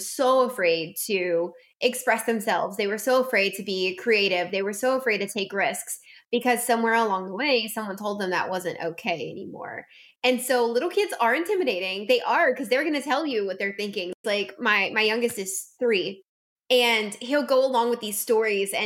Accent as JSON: {"language": "English", "region": "South Louisiana", "country": "United States", "said": "I'm from South Louisiana"}